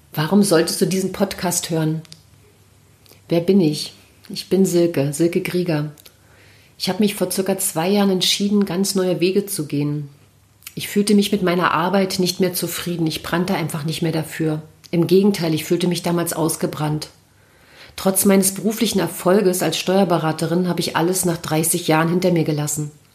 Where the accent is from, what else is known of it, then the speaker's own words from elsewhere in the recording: Mecklenburg-Vorpommern, Germany; moved away as an adult; now in Berlin, Germany; Ich habe meine Heimat Mecklenburg und meinen Partner verlassen und bin nach Berlin gezogen